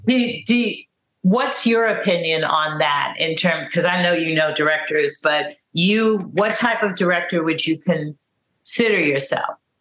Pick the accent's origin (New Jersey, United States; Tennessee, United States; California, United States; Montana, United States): California, United States; also born or lived in Harlem, New York; now in New York, United States; they knew I was from California